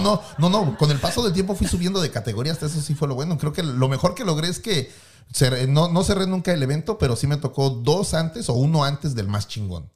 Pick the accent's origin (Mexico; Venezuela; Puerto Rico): Mexico; Mexico City; now in United States; soy de la Ciudad de México, entonces un día decido emigrar a los Estados Unidos